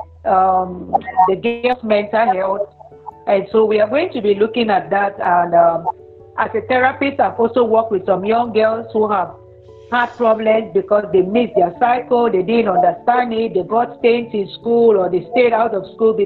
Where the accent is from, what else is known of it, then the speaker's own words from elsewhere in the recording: Cameroon; I'm from Cameroon.